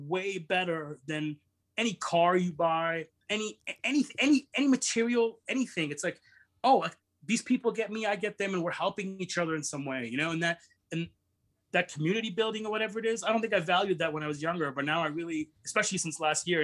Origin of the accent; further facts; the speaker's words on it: Brampton, Ontario, Canada; I grew up around a lot of Indian people, even though I'm Pakistani, but the community that I live in is a lot of Indian people in this little suburb of Toronto called Brampton that I live